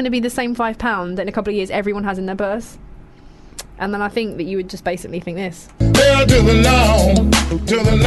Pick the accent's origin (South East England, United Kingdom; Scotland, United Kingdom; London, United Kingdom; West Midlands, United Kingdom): London, United Kingdom; also born or lived in Kensington; I'm actually from Lewisham originally